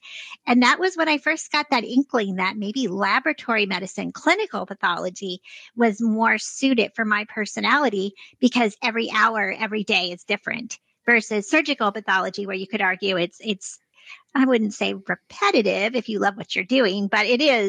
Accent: Vermont, United States; born there; also born or lived in upstate New York; I was born in Vermont and then lived in upstate New York, went back to Vermont for medical school.

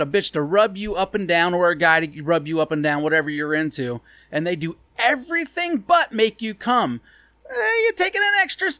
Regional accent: Ohio, United States; I'm from Ohio. Like, I've never been to Ireland.

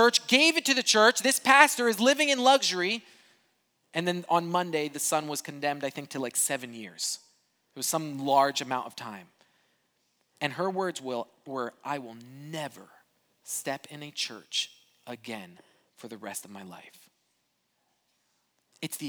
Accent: Brazil; moved away; I grew up in Brazil

